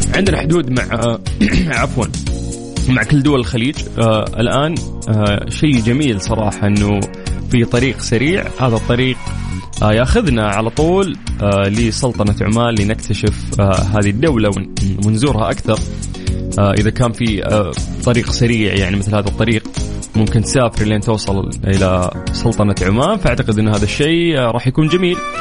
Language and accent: Arabic; Saudi Arabia; عندنا في المملكة العربية السعودية